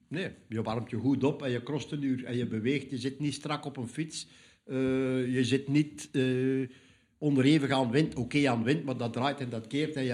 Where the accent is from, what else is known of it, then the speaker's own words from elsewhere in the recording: Zeelandic Flanders, Netherlands; in Vlaanderen, of in Nederland, ik in mijn geval dan. Hè. Zeeuws Vlaanderen